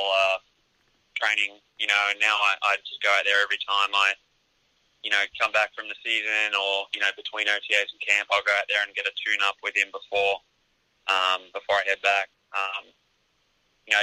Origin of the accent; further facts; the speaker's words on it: Australia; moved away as an adult; being Australian